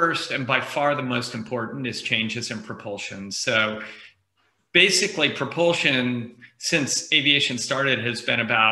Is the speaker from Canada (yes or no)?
no; Bay Area, California, United States; I grew up in the Bay Area and hung around the People's Computer Center in Palo Alto when I was a kid